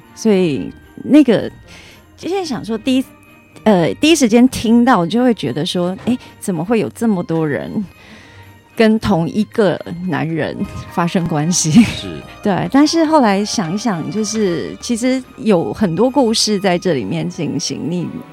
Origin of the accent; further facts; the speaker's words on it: Chiayi County, Taiwan; 我是嘉义人。 是。然后新港离我家很近